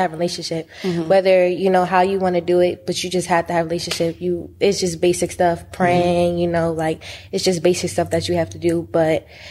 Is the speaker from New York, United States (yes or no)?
yes; New York City, New York, United States; I'm from New York, so a lot of kids, like, from Queens, too, we go to, like, you know, like, Catholic schools. So I did go to a Catholic school growing up